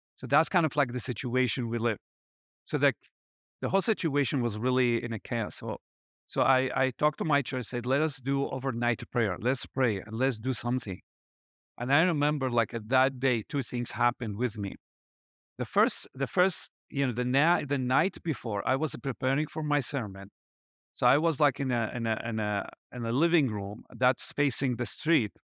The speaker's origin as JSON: {"language": "English", "town": "Baghdad", "region": "Baghdad Governorate", "country": "Iraq", "tie": "born or raised there", "moved": "as an adult", "lives_now": "Erbil, Iraq", "said": "I was born in Iraq and raised in Baghdad"}